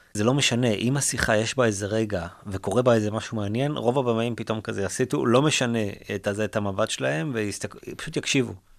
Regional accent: Israel; also born or lived in United States; אנחנו כישראלים

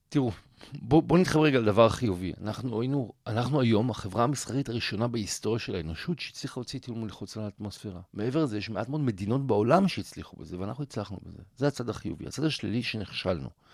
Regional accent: Israel; אני ואתה אולי בתור ישראלים

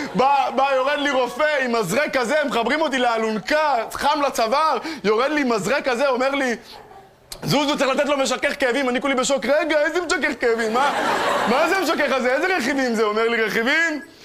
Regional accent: Tel Aviv, Tel Aviv District, Israel; גדלתי בשכונת התקווה, בדרום תל אביב

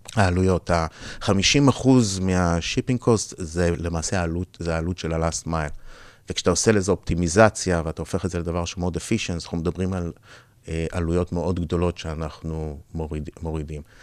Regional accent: Israel; moved away as an adult; also born or lived in United States / Europe; נולדתי בארץ, גדלתי בארץ, 20 שנה הייתי בארצות הברית

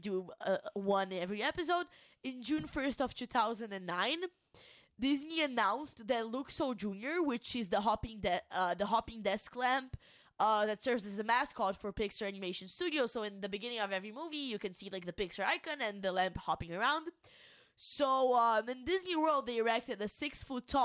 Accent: Brazil; first language Portuguese; English is a second language; I'm Brazilian, my native language is Portuguese

